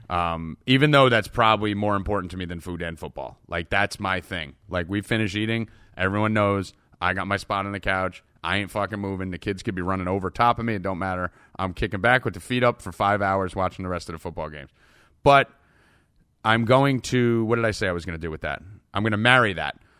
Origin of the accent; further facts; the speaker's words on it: New Jersey, United States; I'm Italian from Jersey